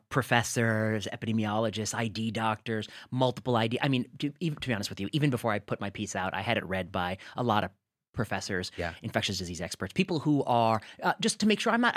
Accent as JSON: {"language": "English", "region": "Midwest", "country": "United States", "tie": "born or raised there", "said": "As a nerdy Indian kid growing up in the Midwest, I had never been perceived as dangerous."}